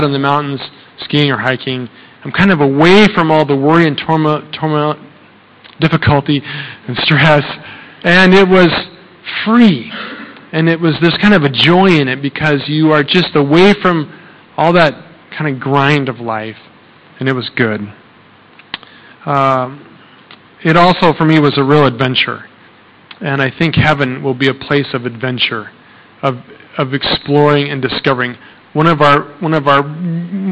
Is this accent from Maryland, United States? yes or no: no; Colorado, United States; now in Thailand; I'm from Colorado.